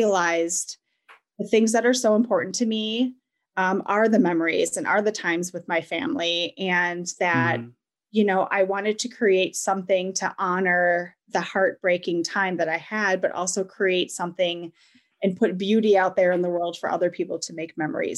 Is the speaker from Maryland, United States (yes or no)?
no; Wisconsin, United States; I was born and raised in Wisconsin.